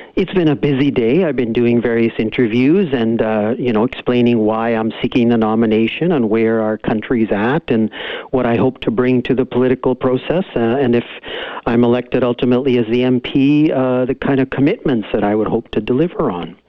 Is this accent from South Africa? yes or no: no; the Cariboo, British Columbia, Canada; I grew up in the Cariboo to immigrant parents.